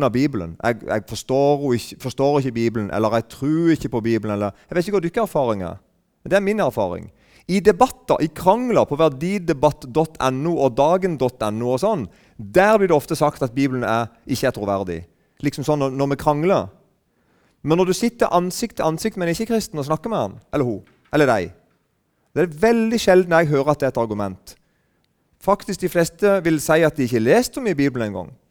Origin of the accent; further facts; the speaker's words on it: Southern Norway, Norway; Men da, da vet ikke hvordan vi er sørlendinger. Kristne sørlendinger